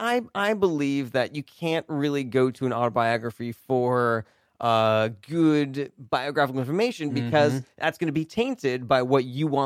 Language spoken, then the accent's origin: English; Santa Monica, California, United States; born there; I only know that mm-hmm. because someone told me that I was born in Santa Monica, you know?